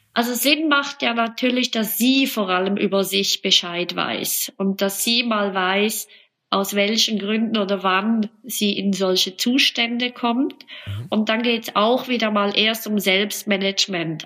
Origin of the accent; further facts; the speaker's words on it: Switzerland; bei uns in der Schweiz